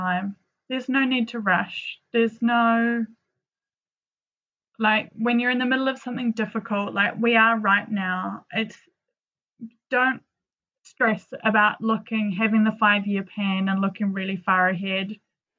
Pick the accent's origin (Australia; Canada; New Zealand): New Zealand; moved away as an adult; also born or lived in London; growing up in New Zealand is very sheltered in a lot of respects